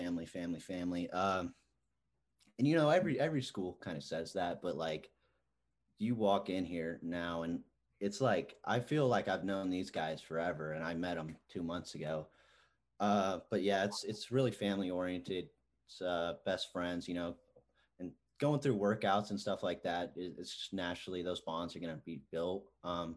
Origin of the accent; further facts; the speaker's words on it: Houston, Texas, United States; moved away as an adult; now in Manhattan, United States; growing up in Houston, it's kind of the hometown school